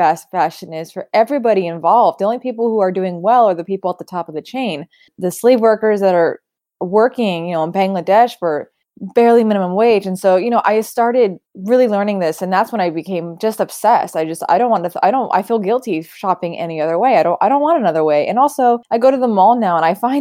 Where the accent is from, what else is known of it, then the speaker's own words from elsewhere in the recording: Sacramento, California, United States; Lady Bird was my childhood. That was me growing up in Sacramento.